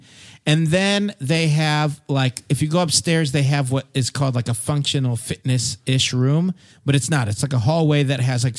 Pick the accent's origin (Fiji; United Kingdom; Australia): Fiji; You're being so determined. I grew up in Fiji.